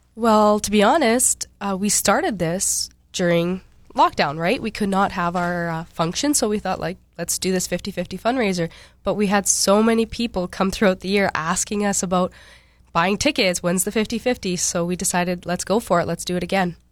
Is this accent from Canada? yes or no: yes; Cranberry Portage, Manitoba, Canada; moved away; I grew up in Cranberry Portage, way up north